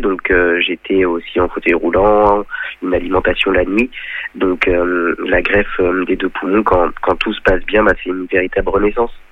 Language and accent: French; Chantenay-Villedieu, Pays de la Loire, France; Je suis originaire de Chantenay-Villedieu, un village près de Sablé-sur-Sarthe.